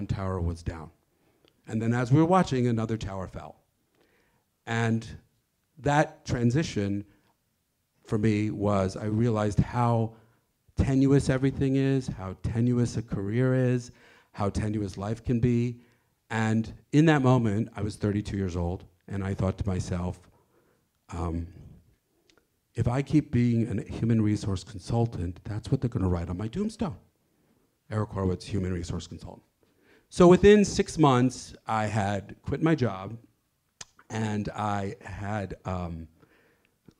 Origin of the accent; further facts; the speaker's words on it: Denver, Colorado, United States; moved away as an adult; also born or lived in New York; I'm this hick from Colorado